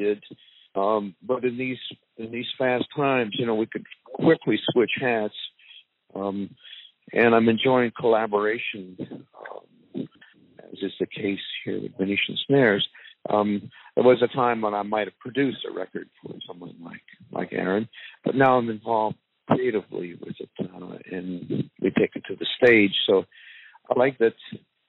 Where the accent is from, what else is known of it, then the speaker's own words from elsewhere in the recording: Canada; moved away; also born or lived in Silver Lake / the South; we're both Canadian